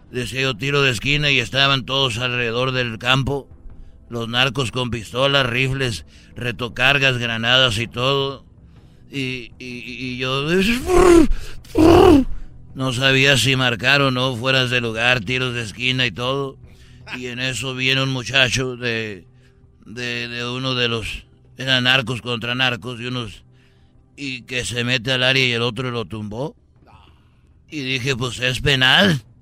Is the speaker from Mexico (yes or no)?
yes; Jalisco, Mexico; Bueno, mira, un día yo soy de, de, de Jalisco